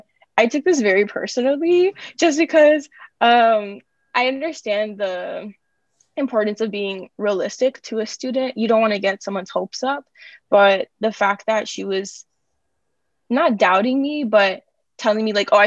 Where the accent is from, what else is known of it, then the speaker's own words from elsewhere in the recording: Miami, Florida, United States; moved away as an adult; now in New York, United States; senior at Columbia, which is crazy to say. I'm majoring in biochemistry in CC, and I am from Miami, Florida.